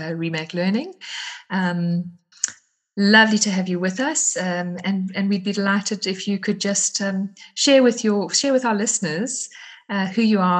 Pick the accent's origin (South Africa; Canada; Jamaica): South Africa; I'm from South Africa